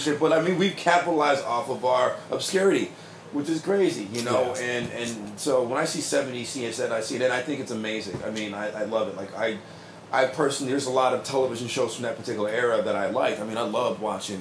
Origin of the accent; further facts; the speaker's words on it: New Britain, Connecticut, United States; we're from New Britain